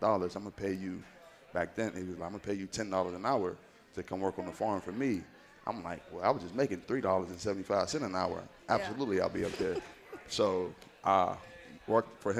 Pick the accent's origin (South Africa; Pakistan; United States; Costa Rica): United States; Wheeling, West Virginia; I'm from Wheeling, West Virginia